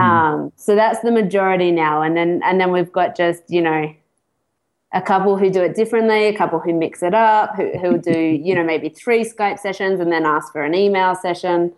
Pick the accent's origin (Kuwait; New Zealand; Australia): Australia; moved away as an adult; also born or lived in Sydney; now in United Kingdom; I'm Australian. Uh, I've been abroad for a couple of years, and I relocated to the UK